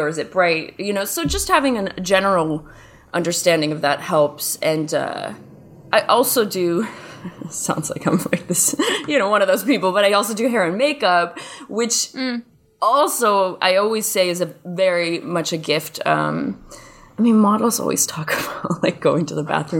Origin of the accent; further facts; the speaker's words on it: Wheaton, Illinois, United States; moved away as an adult; also born or lived in Chicago, United States; now in Los Angeles, United States; I grew up in Wheaton, Illinois